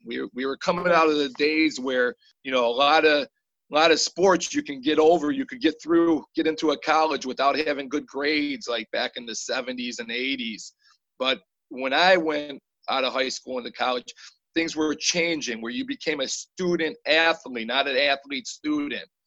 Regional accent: Eastpointe, Michigan, United States; I grew up in East Detroit.

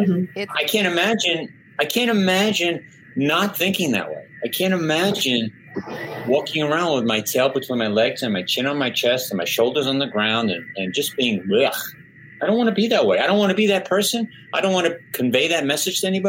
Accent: New York, United States; I'm from New York

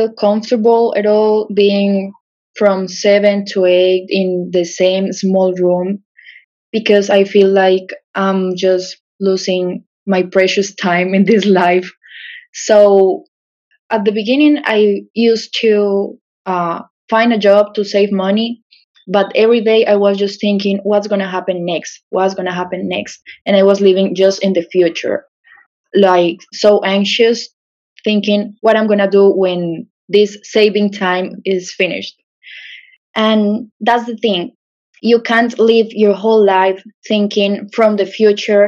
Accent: Pereira, Risaralda, Colombia; English is a second language; I'm from a small city called Pereira. It's in the center, like the coffee region.

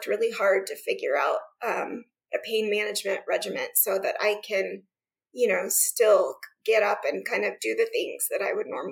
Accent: Central Florida, United States; moved away as an adult; now in Idaho, United States; growing up in Florida

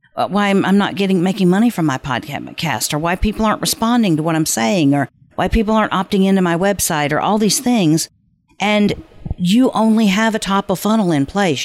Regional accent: the South, United States; I'm from the South, and so bless their hearts is not necessarily a compliment

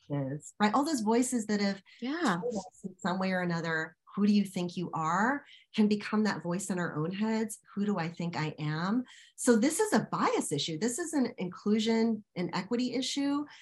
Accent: United States; an American woman of Indian descent.

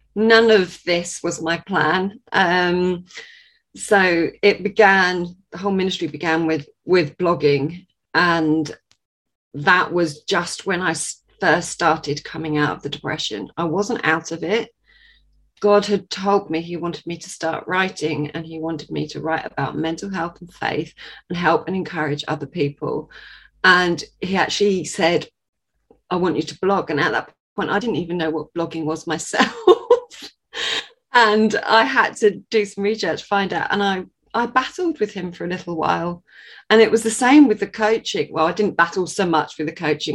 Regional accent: Sussex, South East England, United Kingdom; I am from Sussex in England.

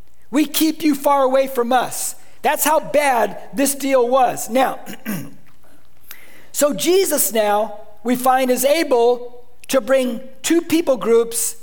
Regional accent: United States; I'm a Christian first, then I'm an American who happens to be Mexican descent

